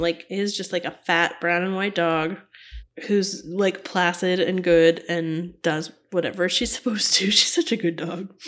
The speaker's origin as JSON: {"language": "English", "region": "Florida", "country": "United States", "tie": "born or raised there", "said": "when I was little, um, I lived in Florida"}